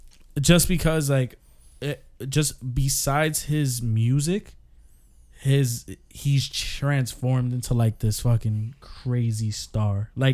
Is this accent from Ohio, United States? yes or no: no; New York, United States; we're from New York